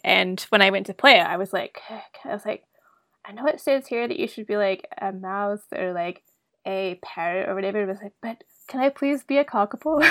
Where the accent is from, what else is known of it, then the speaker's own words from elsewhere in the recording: Wellington, New Zealand; moved away as an adult; also born or lived in United States / Australia; now in Calgary, Canada; I grew up in New Zealand. Um, I'm from Wellington originally, and went to school there